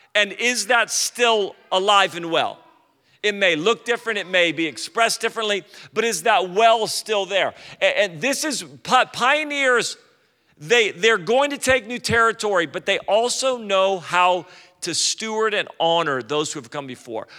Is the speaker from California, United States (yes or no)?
yes; California, United States; I'm from California